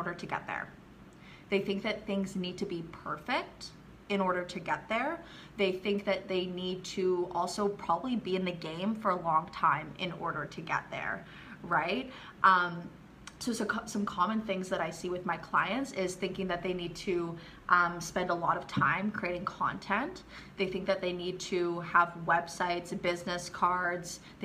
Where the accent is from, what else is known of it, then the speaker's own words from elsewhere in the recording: Canada; moved away as an adult; now in Riviera Maya, Mexico; I'm from Canada, but I've been living in the Mayan Riviera running my businesses here for the last 4 or 5 years